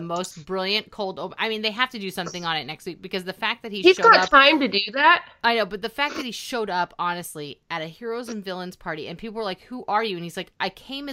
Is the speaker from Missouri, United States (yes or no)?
no; Northern California, United States; I grew up in NorCal